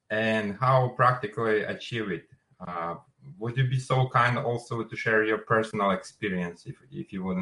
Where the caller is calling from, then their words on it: New Jersey, United States; Uh, Hello, uh, I'm in New Jersey right now.